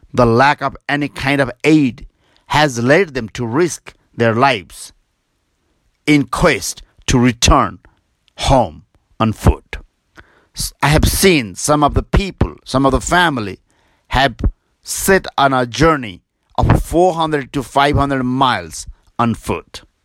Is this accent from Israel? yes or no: no; Nepal; also born or lived in Kathmandu, Nepal; from Nepal.